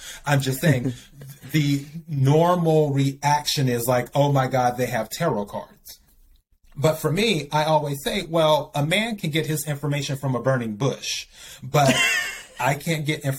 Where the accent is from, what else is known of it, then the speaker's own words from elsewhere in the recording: the South, United States; growing up in the South, Baptist, Methodist